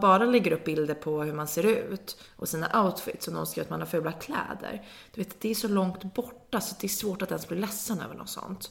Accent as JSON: {"language": "Swedish", "town": "Nacka", "region": "Stockholm County", "country": "Sweden", "said": "jag är från Nacka"}